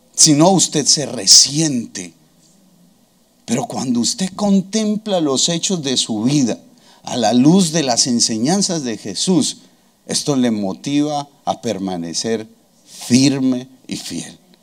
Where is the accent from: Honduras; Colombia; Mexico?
Colombia; nuestro himno nacional colombiano